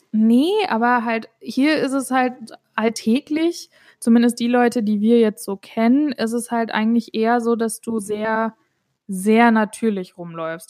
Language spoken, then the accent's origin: German; Germany; moved away; ich komme selber aus Deutschland und bin Deutsche